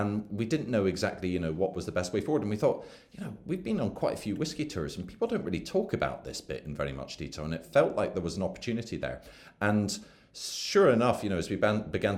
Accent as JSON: {"language": "English", "town": "Edinburgh", "region": "Scotland", "country": "United Kingdom", "tie": "born or raised there", "also_born_or_lived": "London", "moved": "as an adult", "said": "I grew up in Edinburgh, and then went away to university in London"}